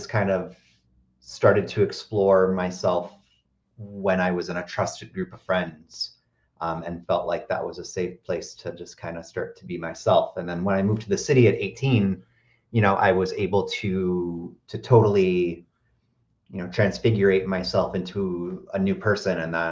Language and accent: English; Michigan, United States; moved away as an adult; now in Chicago, United States; I'm originally from Michigan. Was there until I was 18 and then moved to Chicago.